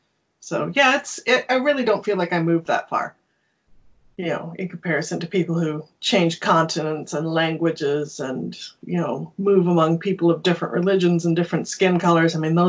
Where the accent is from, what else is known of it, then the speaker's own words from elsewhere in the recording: Canada; Canada's entire national identity, well, English Canada's entire national identity is founded on being not American. We are very not American, which is tricky if you're also American.